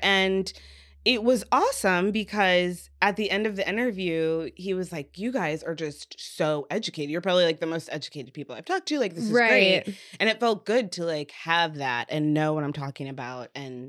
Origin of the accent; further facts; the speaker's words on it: Indiana, United States; I'm from Indiana, stuck in my ways, rural guy